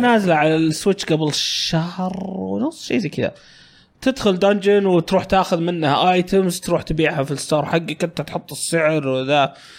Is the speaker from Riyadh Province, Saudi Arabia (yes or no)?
yes; Riyadh, Riyadh Province, Saudi Arabia; كنا كل عياخاتي جايين عندنا في الرياض، هم أغلبهم في الشرقية